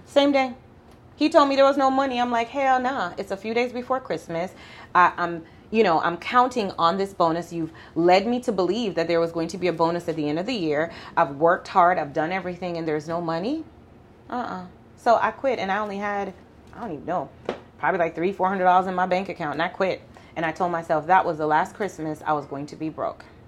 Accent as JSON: {"language": "English", "town": "Mandeville", "region": "Manchester", "country": "Jamaica", "tie": "born or raised there", "also_born_or_lived": "Kingston, Jamaica", "moved": "yes", "lives_now": "Houston, United States", "said": "I was born in Kingston and raised in Mandeville"}